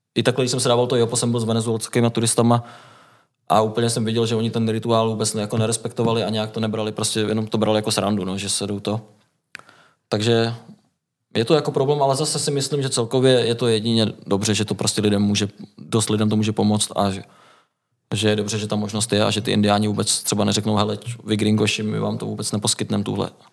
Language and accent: Czech; Liberec, Liberec Region, Czechia; now in Most, Czechia; pocházím vlastně z Liberce, dá se říct, no, mám prarodiče v Liberci